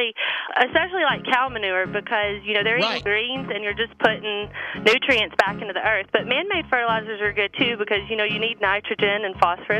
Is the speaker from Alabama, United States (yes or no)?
yes; Huntsville, Alabama, United States; I'm from Huntsville, Alabama.